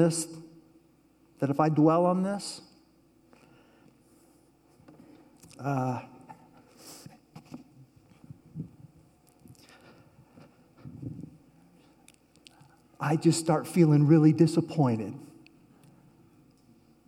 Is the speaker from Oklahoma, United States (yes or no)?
yes; Oklahoma, United States; I'm from Oklahoma